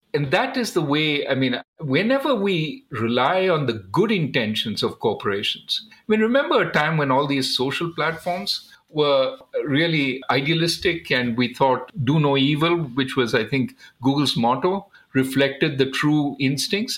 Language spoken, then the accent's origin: English; India; growing up in India, we were often sort of trained to economize